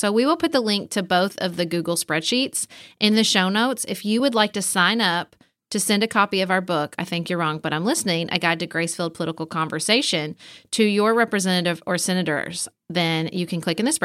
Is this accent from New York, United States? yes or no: no; Paducah, Kentucky, United States; my hometown of Paducah, Kentucky